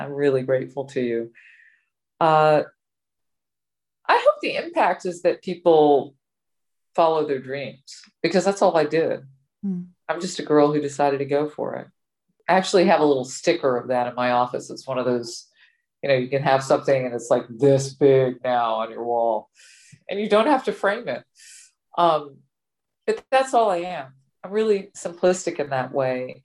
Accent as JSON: {"language": "English", "region": "Georgia", "country": "United States", "tie": "born or raised there", "said": "where I was born in Georgia"}